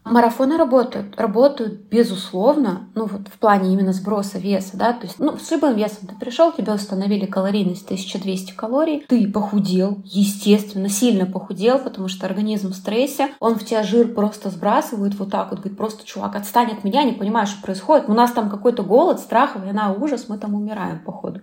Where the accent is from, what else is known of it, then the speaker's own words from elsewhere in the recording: Chelyabinsk, Chelyabinsk Oblast, Russia; moved away as an adult; now in Saint Petersburg, Russia; в Челябинске, в моем родном городе